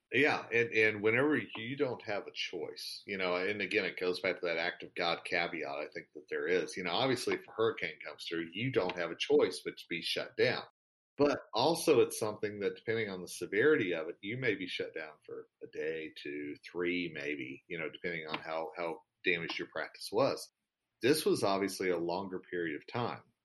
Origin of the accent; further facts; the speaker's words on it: United States; me as an American